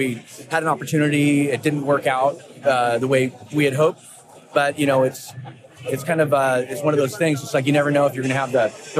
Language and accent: English; south of Portland, Oregon, United States; I was born in Portland, grew up south of Portland, and then ended up moving back.